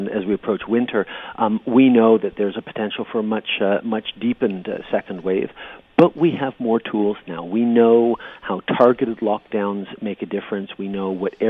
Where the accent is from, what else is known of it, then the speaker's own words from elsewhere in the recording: Canada; as a Canadian